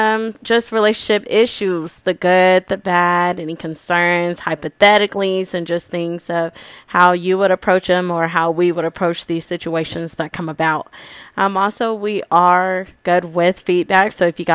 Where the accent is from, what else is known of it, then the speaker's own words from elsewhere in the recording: Wichita, Kansas, United States; We are from Wichita, Kansas. Shout out to ICT.